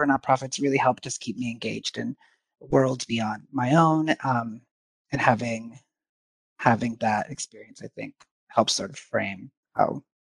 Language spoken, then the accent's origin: English; Arizona, United States; moved away as an adult; now in Seattle, United States; I obviously grew up diverse. You know, I'm Mexican. I grew up along the border, all of that.